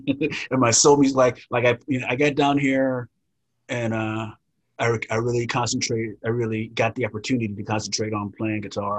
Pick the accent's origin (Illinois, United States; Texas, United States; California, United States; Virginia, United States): California, United States; But growing up in Southern California, really, that stuff happened all the time there.